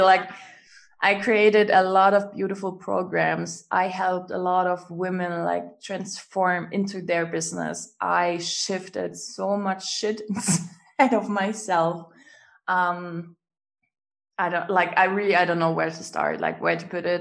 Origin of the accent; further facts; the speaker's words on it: Germany; English is a second language; I'm from Germany